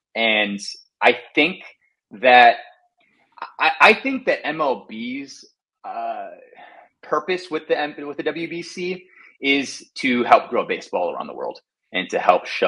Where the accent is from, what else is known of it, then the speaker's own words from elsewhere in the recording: Texas, United States; Like I said, growing up in Texas, like I had no idea that Taiwan loved baseball